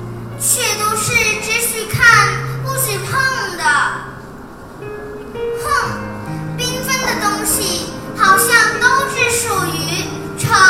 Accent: Hong Kong; 大家好，我是来自香港的

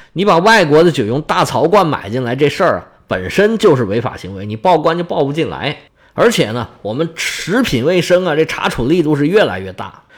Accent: China; 我们内地人

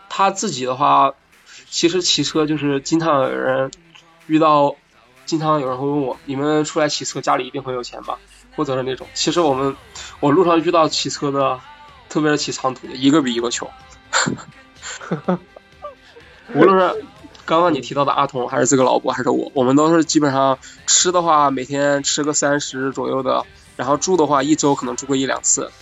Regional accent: Hubei, China; 我是湖北人，但是大学是在武汉上的，不是武汉本地人

